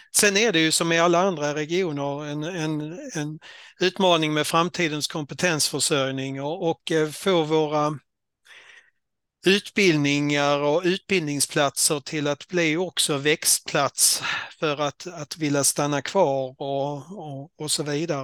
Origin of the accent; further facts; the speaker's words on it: Skåne, Sweden; accent: Scanian; moved away as an adult; also born or lived in Halland / Jönköping / Blekinge; ni hör på dialekten att jag kom från Skåne